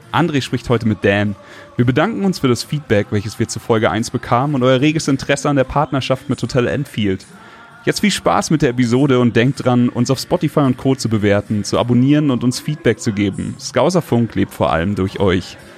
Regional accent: Gelsenkirchen, North Rhine-Westphalia, Germany; meine Heimat, meine Heimat äh, Gelsenkirchen rum.

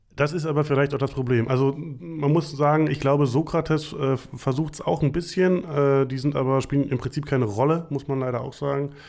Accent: Potsdam, Brandenburg, Germany; moved away; also born or lived in Berlin / North Rhine-Westphalia; ich komme äh, aus, aus der DDR quasi, äh, bin da geboren worden in Potsdam

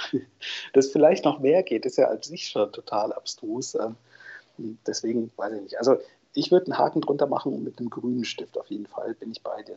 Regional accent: North Rhine-Westphalia, Germany; now in Leipzig, Germany; Ich bin Ostwestfale, gebürtiger

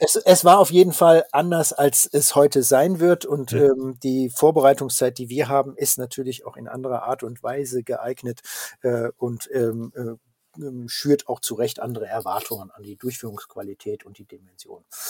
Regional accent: Rhine-Ruhr region, North Rhine-Westphalia, Germany; ich komme ja selber aus der Region

